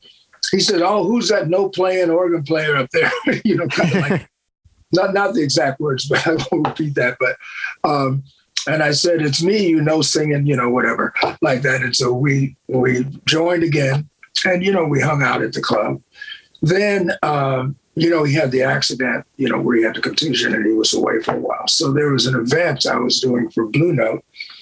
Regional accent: Buffalo, New York, United States; also born or lived in Los Angeles / Detroit; now in Las Vegas, United States; I'm from Buffalo, New York. Originally

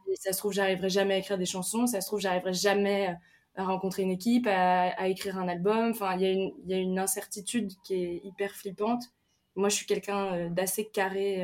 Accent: Picardy, Hauts-de-France, France; now in Paris, France; j'ai grandi en Picardie euh, à la ferme

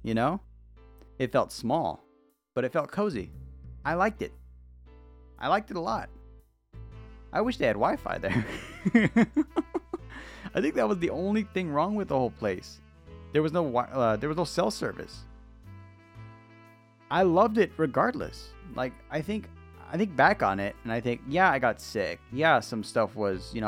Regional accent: United States

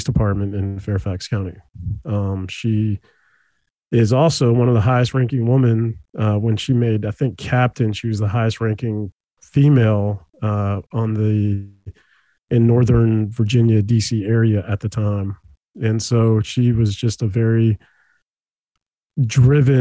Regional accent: El Salvador; now in Herndon, United States; I was born in El Salvador

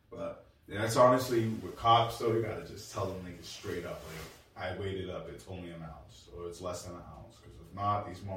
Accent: United States; I grew up in Blue Meadows.

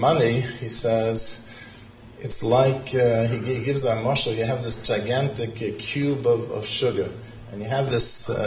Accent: Boston, Massachusetts, United States; when I was growing up in Boston

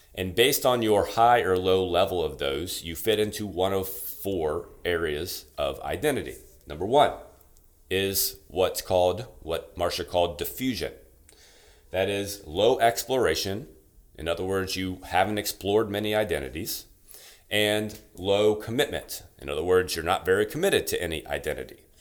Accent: Louisiana, United States; from Louisiana, like I am

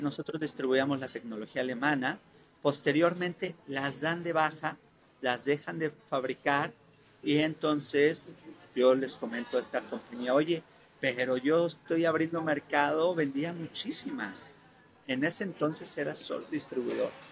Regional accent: Mexico; somos los primeros mexicanos

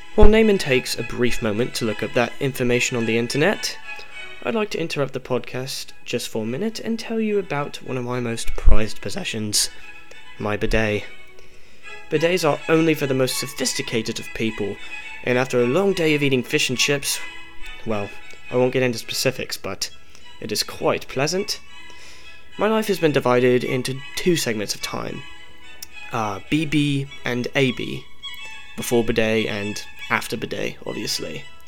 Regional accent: Pensacola, Florida, United States; I'm from Pensacola, Florida.

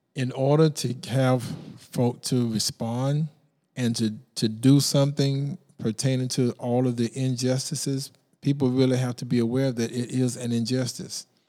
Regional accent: Brunswick, Georgia, United States; now in Savannah, United States; I grew up in Brunswick

